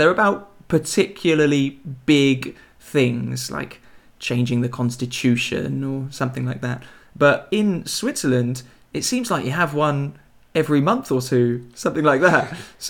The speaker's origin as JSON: {"language": "English", "region": "England", "country": "United Kingdom", "said": "I'm from England."}